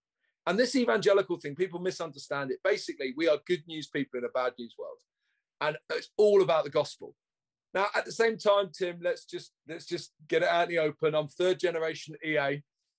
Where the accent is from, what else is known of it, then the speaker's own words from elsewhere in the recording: London, United Kingdom; I'm a Londoner.